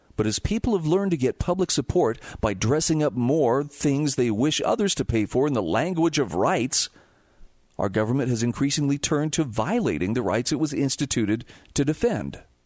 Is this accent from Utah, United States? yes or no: yes; Utah, United States; my home state of Utah